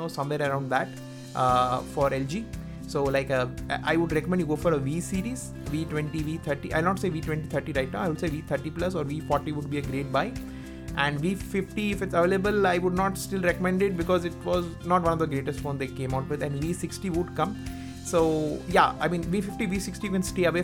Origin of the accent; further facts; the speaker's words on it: India; I am from India. Our language is Hindi